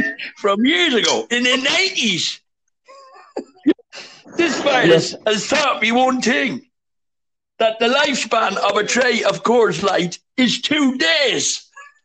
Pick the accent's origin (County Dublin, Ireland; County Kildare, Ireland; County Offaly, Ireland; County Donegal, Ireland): County Dublin, Ireland; Dún Laoghaire; I'm from Dunleary, and I just got to tell you